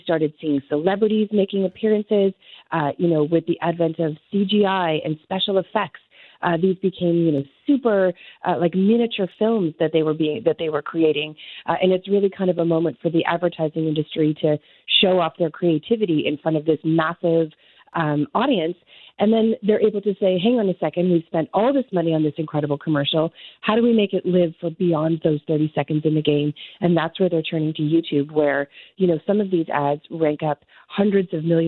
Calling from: Toronto, Ontario, Canada; I am joining you from Toronto this morning.

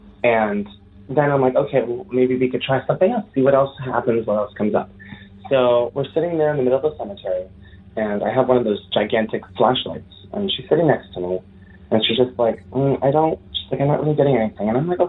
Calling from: Hartford area, Connecticut, United States; I am calling in from Connecticut. I live in the Hartford area.

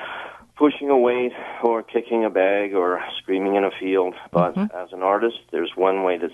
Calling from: Edmonton, Alberta, Canada; Edmonton, Alberta.

